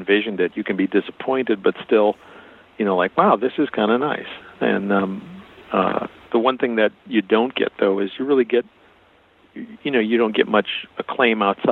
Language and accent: English; Milwaukee, Wisconsin, United States; moved away as an adult; also born or lived in Connecticut; I grew up in Milwaukee. I grew up in a mostly Hispanic neighborhood